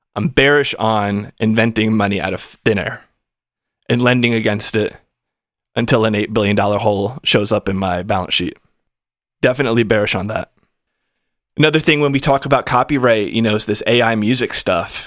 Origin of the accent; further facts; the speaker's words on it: United States; I am American. I come from the U S